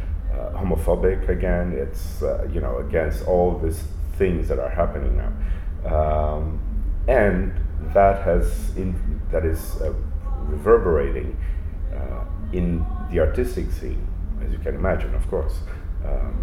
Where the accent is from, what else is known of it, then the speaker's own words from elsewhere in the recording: Santos, São Paulo, Brazil; now in São Paulo, Brazil; I live in São Paulo, but I was born in Santos, which is like 1 hour away from São Paulo.